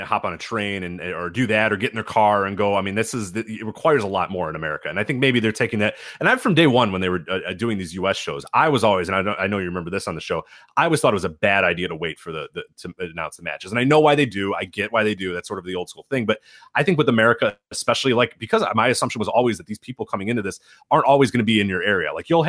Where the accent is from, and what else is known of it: United States